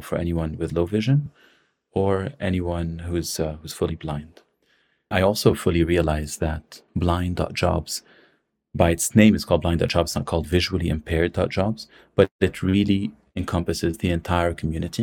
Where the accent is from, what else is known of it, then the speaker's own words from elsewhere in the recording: Lebanon; also born or lived in San Francisco; I'm from Lebanon.